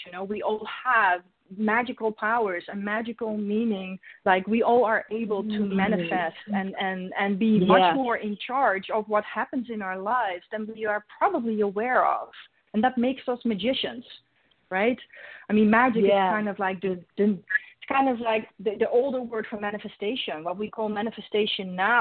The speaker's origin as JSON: {"language": "English", "country": "Netherlands", "tie": "born or raised there", "second_language": "English", "moved": "yes", "said": "I'm Dutch originally, so my first language is not English."}